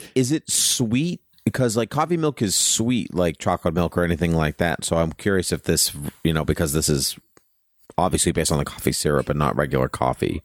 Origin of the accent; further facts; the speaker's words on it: Southern Massachusetts, United States; I grew up in Southern Mass